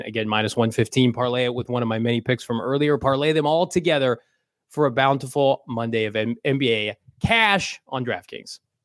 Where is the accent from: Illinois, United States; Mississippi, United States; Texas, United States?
Illinois, United States; we're from Illinois